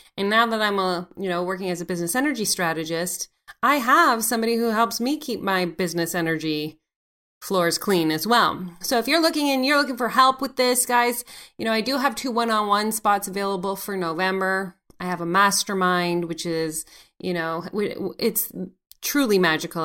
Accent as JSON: {"language": "English", "country": "Canada", "said": "C A is for Canada 'cause I'm Canadian"}